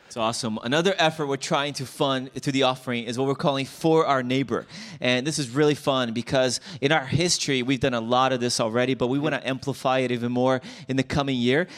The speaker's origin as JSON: {"language": "English", "country": "Brazil", "moved": "yes", "lives_now": "United States", "said": "I'm from Brazil"}